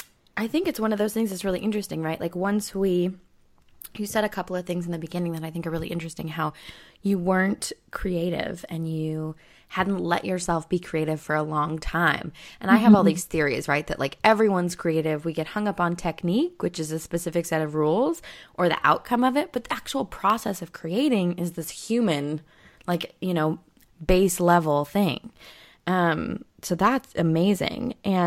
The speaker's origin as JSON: {"language": "English", "region": "California", "country": "United States", "tie": "born or raised there", "said": "I grew up in Southern California."}